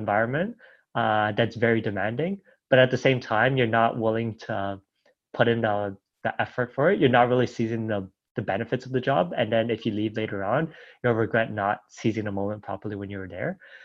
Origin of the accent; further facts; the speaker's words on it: Toronto, Ontario, Canada; moved away as an adult; now in Dubai, United Arab Emirates; I grew up in Toronto